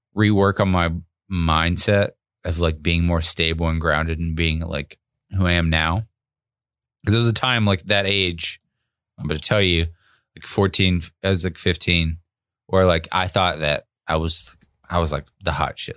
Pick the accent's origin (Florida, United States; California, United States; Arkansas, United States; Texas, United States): Arkansas, United States; where I grew up in Arkansas